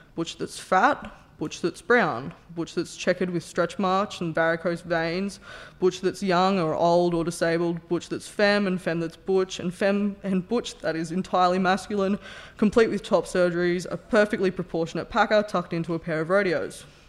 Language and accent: English; Newcastle, New South Wales, Australia; I grew up in Newcastle, a working-class heartland with roots in alcoholism and steel.